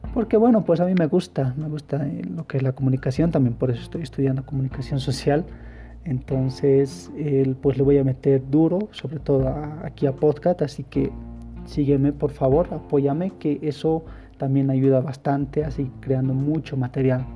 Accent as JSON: {"language": "Spanish", "town": "El Alto", "region": "La Paz", "country": "Bolivia", "said": "yo soy de aquí, del Alto, si me estás escuchando de otro departamento y si me estás escuchando de otro país, pues soy de Bolivia."}